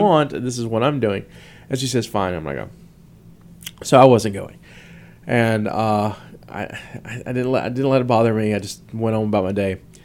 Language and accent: English; the South, United States; I'm from the South